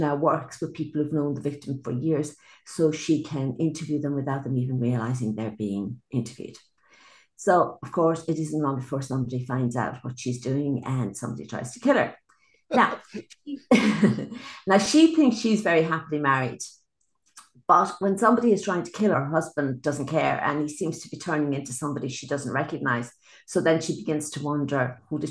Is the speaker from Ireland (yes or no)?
yes; Ireland; I'm Irish. I've lived in Ireland all my life.